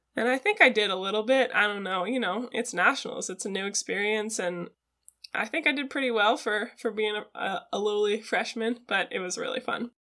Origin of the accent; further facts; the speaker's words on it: Seattle, Washington, United States; now in Eugene, United States; I grew up in Seattle